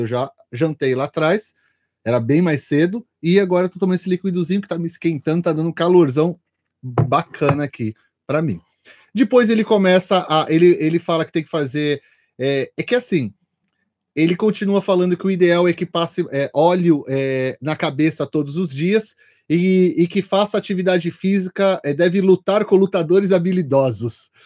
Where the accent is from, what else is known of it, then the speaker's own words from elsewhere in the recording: São Paulo, Brazil; eu, como paulista, cheguei lá